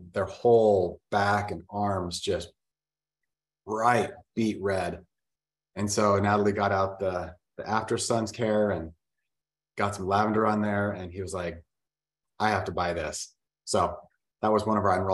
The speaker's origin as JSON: {"language": "English", "town": "Vernal", "region": "Utah", "country": "United States", "tie": "born or raised there", "said": "I was born in Vernal, Utah, which is a really small town"}